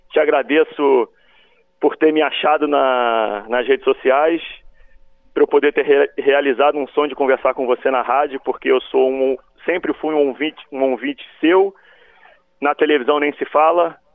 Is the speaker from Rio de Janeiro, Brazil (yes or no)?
yes; Rio de Janeiro, Brazil; que também sou carioca.